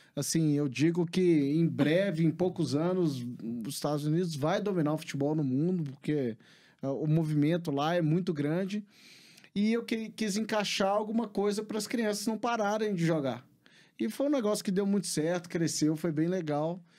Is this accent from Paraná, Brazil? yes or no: no; Belo Horizonte, Minas Gerais, Brazil; moved away as an adult; also born or lived in United States / England; eu sou de Belo Horizonte, nascido e criado aqui